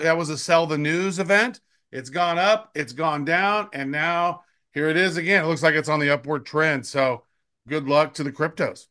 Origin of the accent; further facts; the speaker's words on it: Kansas City, Missouri, United States; the Chiefs, 'cause it's my hometown team